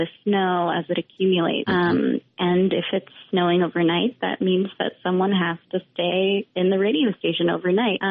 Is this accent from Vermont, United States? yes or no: yes; Vermont, United States; moved away; also born or lived in Western Massachusetts; I grew up in Vermont